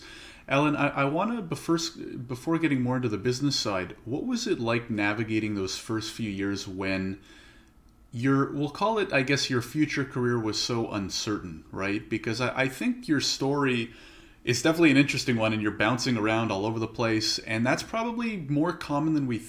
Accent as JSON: {"language": "English", "country": "Canada", "said": "I'm actually a Canadian lawyer myself"}